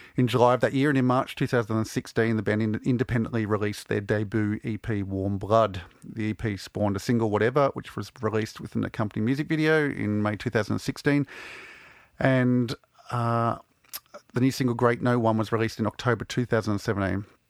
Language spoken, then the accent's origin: English; Melbourne, Victoria, Australia; growing up in Melbourne in the, the mid-nineties